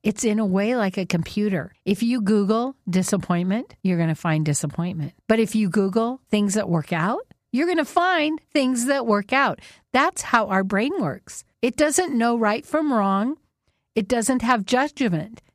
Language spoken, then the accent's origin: English; Whidbey Island, Washington, United States; we grew up on Whidbey Island.